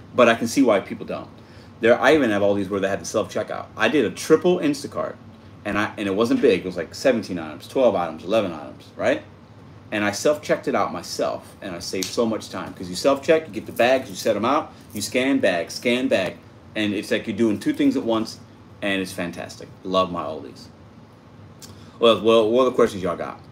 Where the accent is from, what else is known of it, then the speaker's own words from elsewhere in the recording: Chicago, Illinois, United States; I was born in Chicago